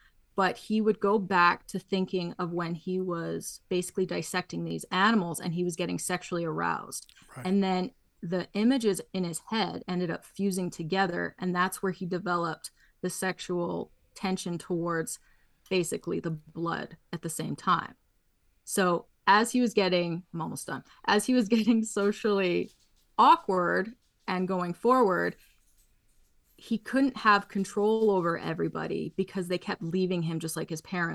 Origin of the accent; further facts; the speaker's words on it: Canada; I'm Canadian